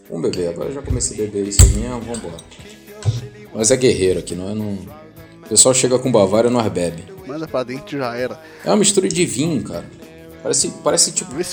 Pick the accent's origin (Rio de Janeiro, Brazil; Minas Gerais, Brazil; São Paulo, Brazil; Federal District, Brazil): Rio de Janeiro, Brazil; Pô, eu sou do Rio de Janeiro, mas eu não entendo de caralho dos outros, porra.